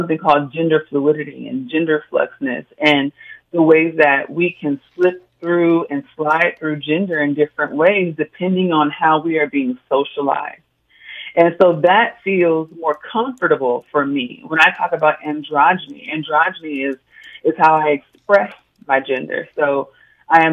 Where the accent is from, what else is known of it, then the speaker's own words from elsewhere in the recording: Oakland, California, United States; My family could only do as much as they could growing up in Oakland